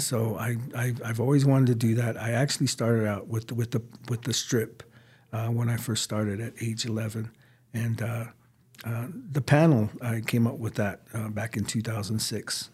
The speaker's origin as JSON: {"language": "English", "country": "United States", "said": "I'm Native American."}